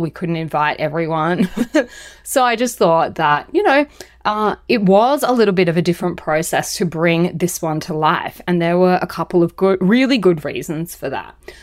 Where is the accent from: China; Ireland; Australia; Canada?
Australia; being Australian